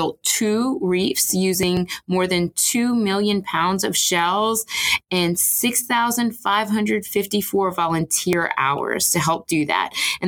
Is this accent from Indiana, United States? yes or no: no; Houma, Louisiana, United States; I grew up in Houma